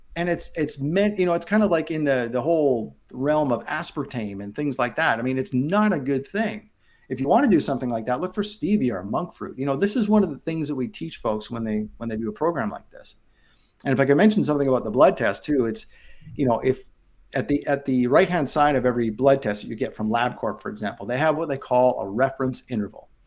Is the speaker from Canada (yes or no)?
yes; Abbotsford, British Columbia, Canada; moved away; I grew up on the west coast of Canada in a town called Abbotsford, British Columbia, just outside of Vancouver